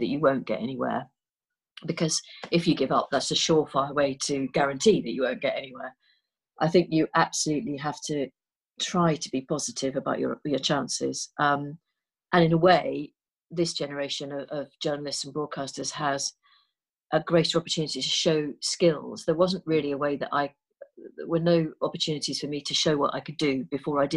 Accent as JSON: {"language": "English", "town": "Liverpool", "region": "North West England", "country": "United Kingdom", "tie": "born or raised there", "moved": "as an adult", "said": "I grew up in Liverpool"}